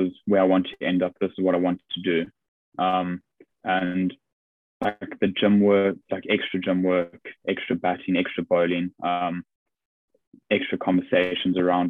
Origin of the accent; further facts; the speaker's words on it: South Africa; now in England; just being South African.